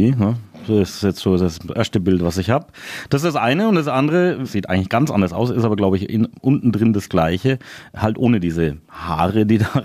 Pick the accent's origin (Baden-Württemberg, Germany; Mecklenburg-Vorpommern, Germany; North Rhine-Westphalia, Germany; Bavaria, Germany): Bavaria, Germany; Coburg; Ich komme ja aus Coburg und nicht aus Neustadt.